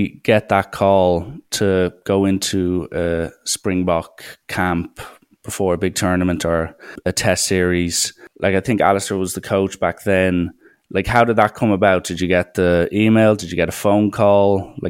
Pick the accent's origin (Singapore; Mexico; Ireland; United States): Ireland; even as an Irish fan looking at South African rugby